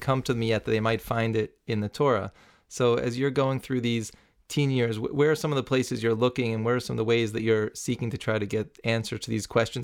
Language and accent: English; New City, New York, United States; where I grew up in New City, New York.